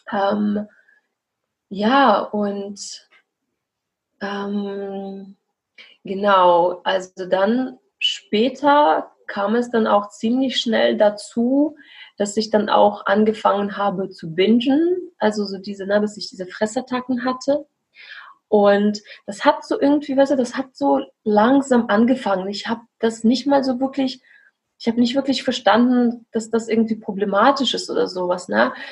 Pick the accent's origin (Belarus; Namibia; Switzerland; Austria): Belarus; now in Germany; ich komme aus Weißrussland und bin jetzt seit fast acht Jahren hier in Deutschland.